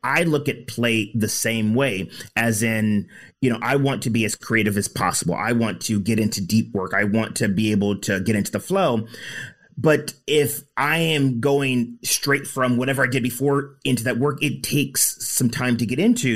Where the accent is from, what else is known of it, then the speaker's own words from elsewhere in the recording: United States; I grew up in the States